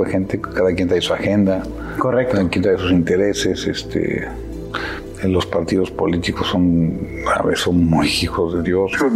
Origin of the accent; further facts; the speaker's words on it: Querétaro, Mexico; also born or lived in Orizaba, Veracruz / Mexico City; nací en Orizaba en el 69, tengo 53 años. Y, llegamos a Querétaro cuando yo tenía nueve años. Llevo 44 años ya viviendo en Querétaro